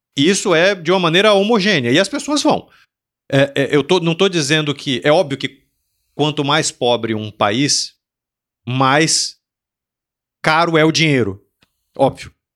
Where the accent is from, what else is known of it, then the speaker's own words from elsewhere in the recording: Salvador, Bahia, Brazil; eu sou de Salvador. Em Salvador tinha uma biblioteca